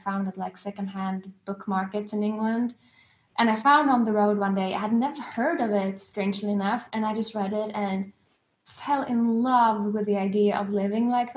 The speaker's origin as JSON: {"language": "English", "town": "Gothenburg", "region": "Västra Götaland", "country": "Sweden", "tie": "born or raised there", "also_born_or_lived": "London, United Kingdom", "moved": "as an adult", "said": "I moved from Sweden to London when I was 18"}